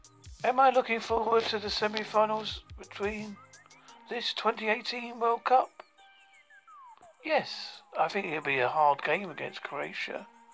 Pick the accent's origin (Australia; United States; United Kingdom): United Kingdom; England; I am from England, so therefore I support England.